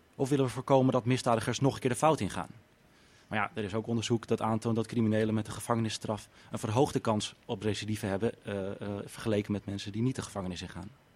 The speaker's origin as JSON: {"language": "Dutch", "town": "Amsterdam", "region": "North Holland", "country": "Netherlands", "said": "Ik kom uit Amsterdam."}